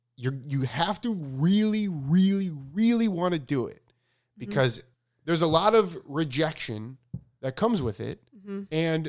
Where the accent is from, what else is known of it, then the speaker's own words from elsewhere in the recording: Italy; Also, I'm from Italy, and here it would be much harder than it seems in the US.